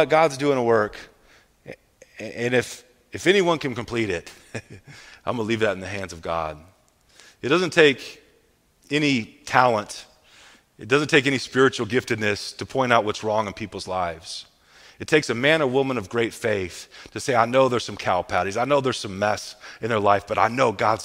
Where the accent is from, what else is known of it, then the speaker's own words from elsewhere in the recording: Midwest, United States; I'm from the Midwest